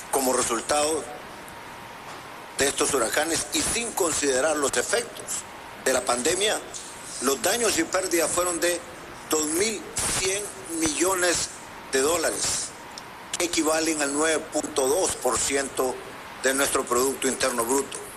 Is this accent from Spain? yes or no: no; Honduras; En mi país, Honduras